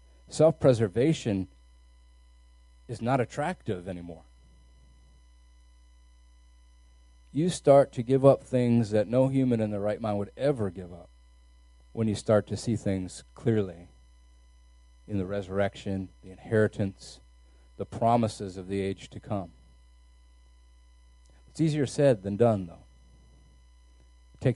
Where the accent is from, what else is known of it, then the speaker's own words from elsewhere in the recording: United States; our American freedom